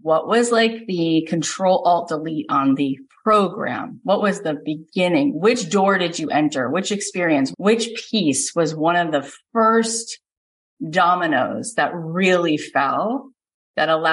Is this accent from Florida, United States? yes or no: yes; Florida, United States; I grew up in Florida, went to Florida State as a BFA acting major